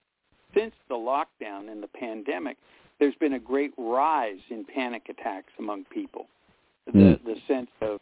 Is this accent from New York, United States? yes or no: no; Pittsburgh, Pennsylvania, United States; moved away; my hometown of Pittsburgh